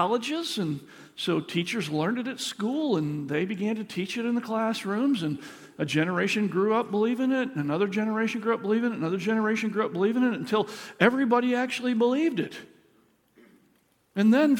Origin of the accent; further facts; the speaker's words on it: Michigan, United States; I grew up in Michigan, in elementary school